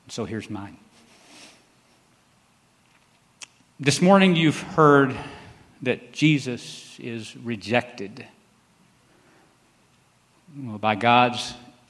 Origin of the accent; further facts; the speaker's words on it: Temple, Texas, United States; I grew up here in Temple, went to Temple schools